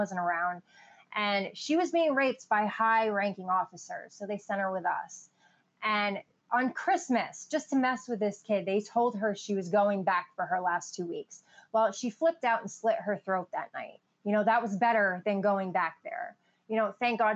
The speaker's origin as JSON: {"language": "English", "region": "Maine", "country": "United States", "tie": "born or raised there", "also_born_or_lived": "Illinois / Brooklyn, New York", "moved": "yes", "lives_now": "Southern United States", "said": "I grew up in Maine. I was born in Illinois and adopted to Brooklyn, New York. And then my parents got jobs at the University of Maine when I was like two and pretty much lived there ever since."}